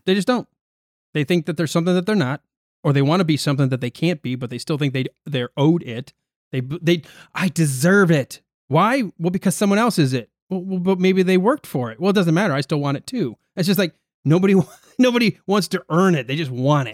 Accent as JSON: {"language": "English", "country": "United States", "said": "I'm an American"}